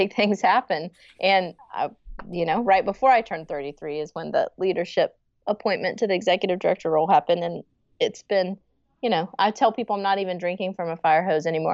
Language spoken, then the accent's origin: English; Franklin, Tennessee, United States; born and raised in the Franklin, Nashville area